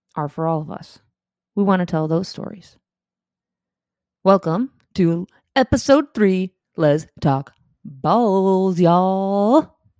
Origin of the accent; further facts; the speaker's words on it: Cleveland, Ohio, United States; I'm from Cleveland